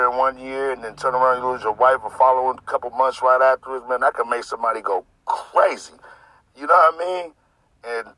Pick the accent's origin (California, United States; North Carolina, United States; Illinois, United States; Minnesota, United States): California, United States; Sacramento; I grew up in the Del Paso Heights community, you know, Sacramento, California